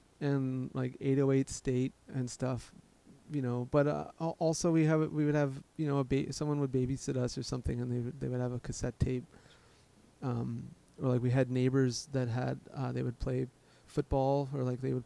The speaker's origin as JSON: {"language": "English", "town": "Edmonton", "region": "Alberta", "country": "Canada", "tie": "born or raised there", "also_born_or_lived": "Fort McMurray, Alberta", "moved": "yes", "lives_now": "New York, United States", "said": "growing up, you know, I'm from Edmonton"}